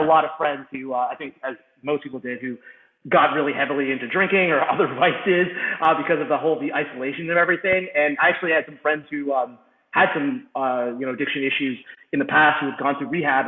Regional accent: United States; also born or lived in Malawi; now in Jersey City, United States; I'm this American kid

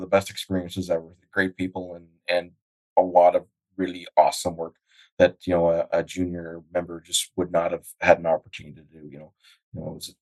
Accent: Grande Prairie, Alberta, Canada; also born or lived in Fort Vermilion, Alberta; I'm born and raised in Alberta, Grand Prairie

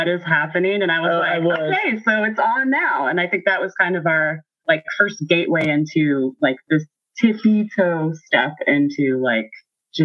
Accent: Pacific Northwest, United States; I'm from the Pacific Northwest, born and raised.

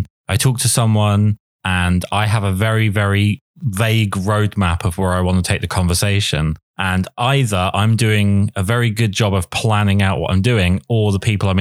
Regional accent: England, United Kingdom; accent: English; my English accent

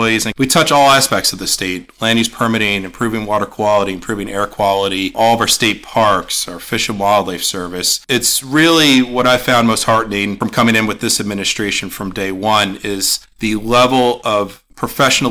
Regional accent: Warren County, New Jersey, United States; I'm born and raised in Warren County, grew up fishing, recreating in our state parks

